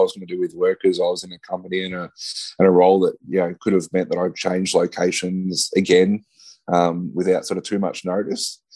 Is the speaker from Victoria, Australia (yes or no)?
yes; Ballarat, Victoria, Australia; moved away; moved uh, uh, back down to my hometown in Ballarat